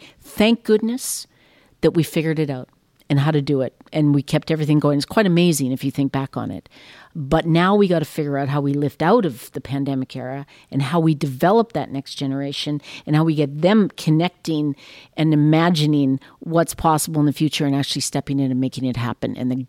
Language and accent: English; Canada; And we are Canadian. As we sit here, we talked about how lucky we are.